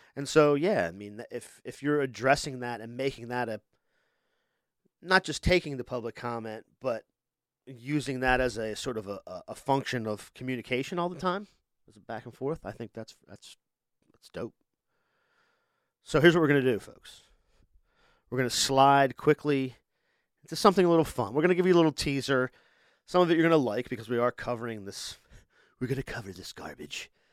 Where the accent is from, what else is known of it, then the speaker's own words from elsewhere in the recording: Delaware, United States; we're from here, so it's like, we're from Delaware